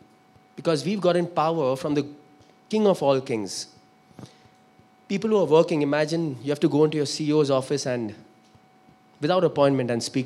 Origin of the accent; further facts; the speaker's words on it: Kolkata, West Bengal, India; also born or lived in Sindh / Pune; I come from Calcutta.